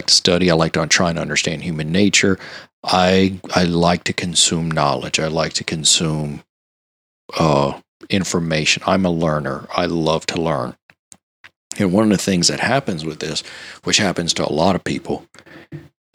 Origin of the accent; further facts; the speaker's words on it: Louisiana, United States; I'm from Louisiana.